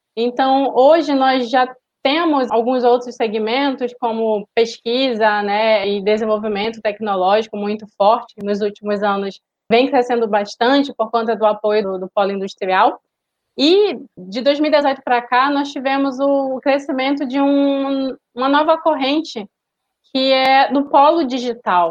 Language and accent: Portuguese; Amazonas, Brazil; eu moro no Amazonas, né? sou amazonense também